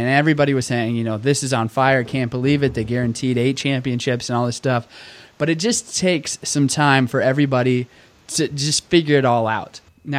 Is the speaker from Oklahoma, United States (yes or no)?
yes; Tulsa, Oklahoma, United States; moved away as an adult; I grew up in Oklahoma, 18 good years, Tulsa, Oklahoma, to be specific.